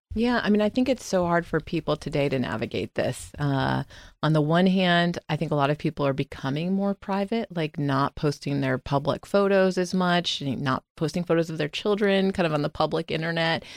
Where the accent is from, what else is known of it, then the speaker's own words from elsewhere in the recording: Sarasota, Florida, United States; moved away as an adult; also born or lived in Durham, North Carolina / Washington, D.C. / New York; I grew up in Florida